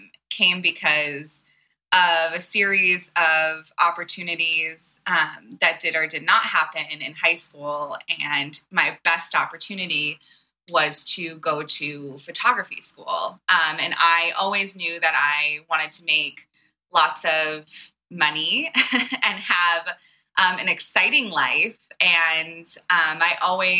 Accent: East Coast, United States; also born or lived in Santa Barbara, California; I come from the East Coast

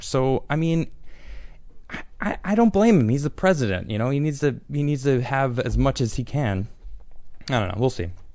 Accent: Chicago, Illinois, United States; I'm also from Chicago

